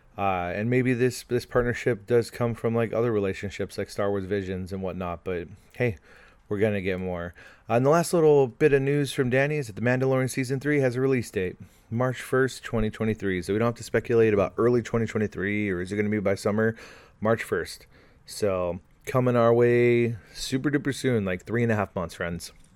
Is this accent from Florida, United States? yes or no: no; California, United States; I'm from California